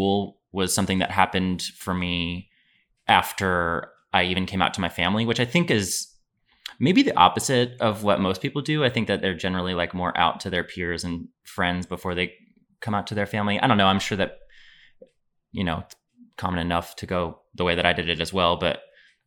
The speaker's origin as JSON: {"language": "English", "town": "New Orleans", "region": "Louisiana", "country": "United States", "tie": "born or raised there", "said": "I am born and raised in New Orleans"}